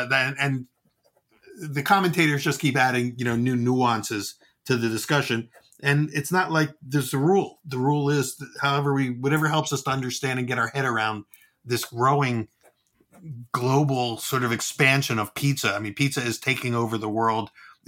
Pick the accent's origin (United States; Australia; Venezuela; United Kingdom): United States; New York; because I'm from New York and I do what I want to do.